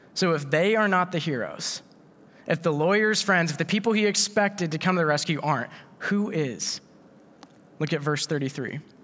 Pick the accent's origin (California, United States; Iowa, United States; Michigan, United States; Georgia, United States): Iowa, United States; we're from Iowa.